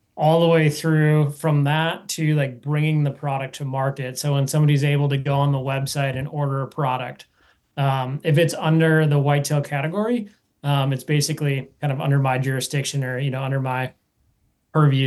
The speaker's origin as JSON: {"language": "English", "region": "Wisconsin", "country": "United States", "tie": "born or raised there", "said": "I grew up in Wisconsin."}